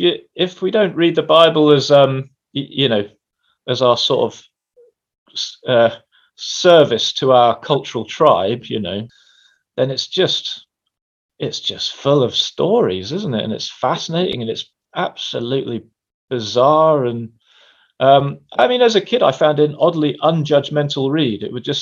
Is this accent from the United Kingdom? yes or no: yes; England, United Kingdom; Well, I am an Englishman. I am a little confused about whether I come from the north or the south. I've spent time in both.